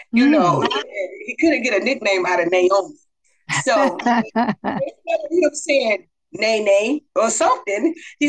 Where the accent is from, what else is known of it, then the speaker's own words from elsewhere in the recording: Chicago, Illinois, United States; also born or lived in West Germany; Growing up in the inner city of Chicago, it was, well, I was raised on the north side.